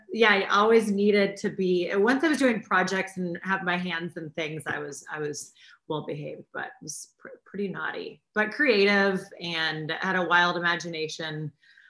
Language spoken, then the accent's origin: English; Missouri, United States; also born or lived in Los Angeles; now in New York City, United States; in Missouri, in my hometown